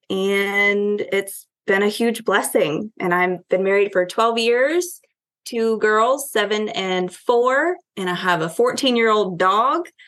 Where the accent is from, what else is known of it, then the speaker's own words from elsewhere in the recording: Connecticut, United States; born there; well, I was born in Connecticut. Uh, we moved here for my dad's job.